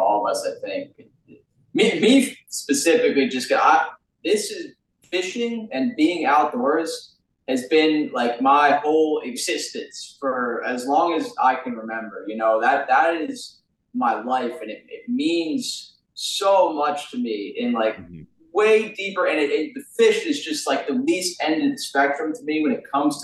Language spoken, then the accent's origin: English; United States; we're from New Jersey, New York City